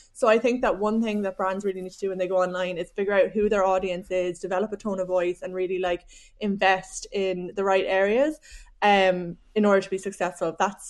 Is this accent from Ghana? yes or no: no; Cork, Munster, Ireland; accent: Cork; now in Dublin, Ireland; I am. I don't know if I've lost my Cork accent. I've been living in Dublin for so long.